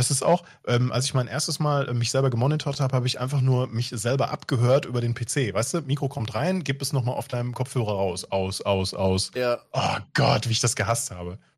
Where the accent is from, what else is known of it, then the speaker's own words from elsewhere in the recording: West Germany, Germany; Ich bin im Westen groß geworden